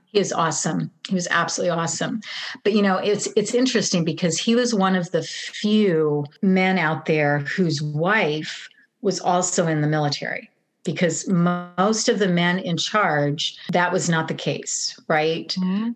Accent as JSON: {"language": "English", "region": "Nebraska", "country": "United States", "tie": "born or raised there", "moved": "yes", "said": "little girl growing up in Nebraska"}